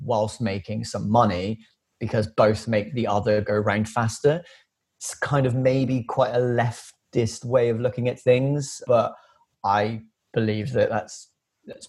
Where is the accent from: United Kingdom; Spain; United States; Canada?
United Kingdom; Filton, South West England; working class lad from just outside the suburbs of Bristol, officially South Gloucestershire, born and raised in Filton